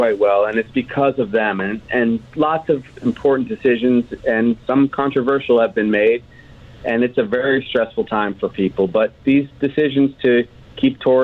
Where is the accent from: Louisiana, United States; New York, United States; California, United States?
New York, United States; now in Hawaii, United States; I'm from New York originally